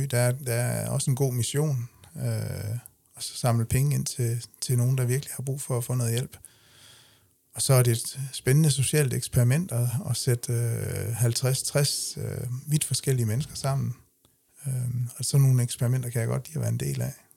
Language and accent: Danish; Denmark; accent: Jutlandic; moved away as an adult; now in Funen, Denmark; bund, bund, bundedialekt fra, fra Jylland